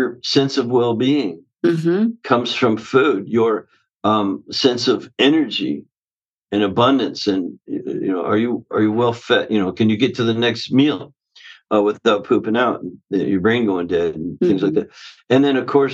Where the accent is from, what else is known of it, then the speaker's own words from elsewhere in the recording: Canada; now in Southern California, United States; the way I was raised up in Canada. I live in Southern California now